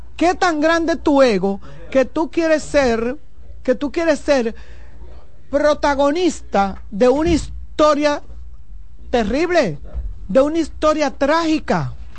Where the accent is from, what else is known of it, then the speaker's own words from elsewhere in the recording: Santo Domingo, Distrito Nacional, Dominican Republic; en el ensanche Luperón, donde yo nací y me crié